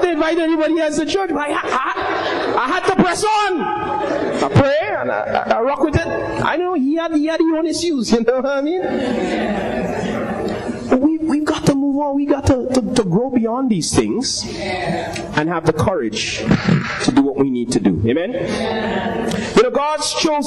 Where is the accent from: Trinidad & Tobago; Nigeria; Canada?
Trinidad & Tobago; Arima; Anybody who know me know where I come from. I come from Arima